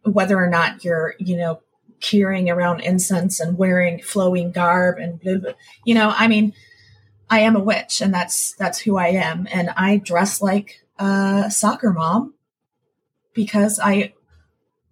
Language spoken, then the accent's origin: English; New Mexico, United States; now in Virginia, United States; I grew up in New Mexico. So after I moved here